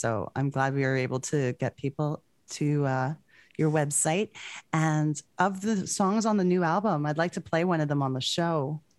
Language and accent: English; Edmonton, Alberta, Canada; That's where I'm from.